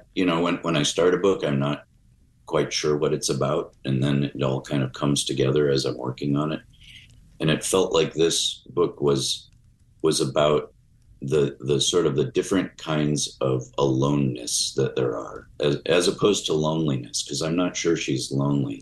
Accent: Chicago, Illinois, United States; I had a very kind of mysterious to me childhood growing up in Chicago

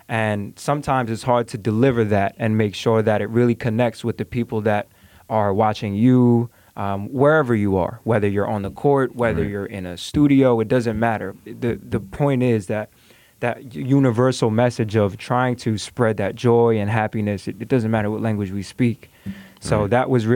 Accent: Tuckahoe, New York, United States; growing up in Tuckahoe, which is more so a suburban area

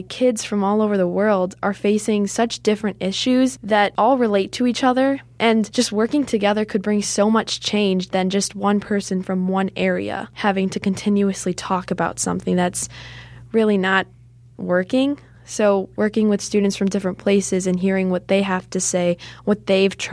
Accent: Chicago, Illinois, United States; I've been in Chicago my entire life

